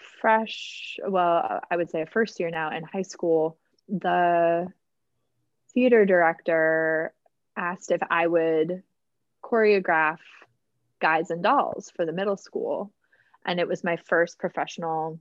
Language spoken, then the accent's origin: English; Minneapolis, Minnesota, United States; I grew up in Minneapolis. That's where I'm from.